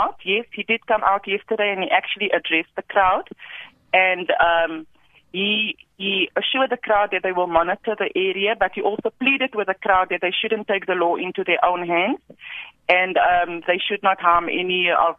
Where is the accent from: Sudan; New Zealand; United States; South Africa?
South Africa; our South African people.